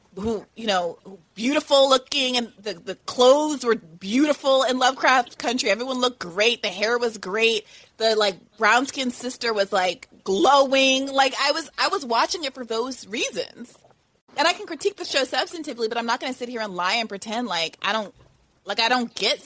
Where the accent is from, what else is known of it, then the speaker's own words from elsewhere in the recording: New York, United States; as a woman, as a New Yorker, as a black person